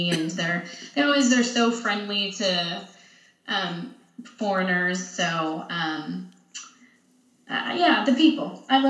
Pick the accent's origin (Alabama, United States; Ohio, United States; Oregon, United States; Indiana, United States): Oregon, United States; Portland; No, I am from the Portland area.